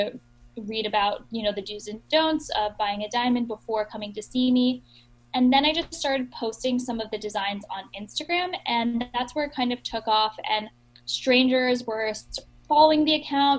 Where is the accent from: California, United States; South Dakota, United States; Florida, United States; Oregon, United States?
Florida, United States; Miami Beach; I grew up in Miami Beach, Florida